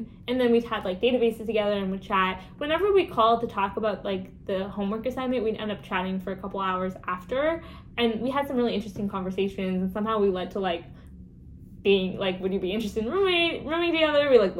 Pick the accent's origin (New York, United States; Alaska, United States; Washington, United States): Washington, United States; also born or lived in Colorado / California; I was born in Colorado, but we moved to California for 2 years and then we moved to Washington, but I like came to Washington when I was in first grade.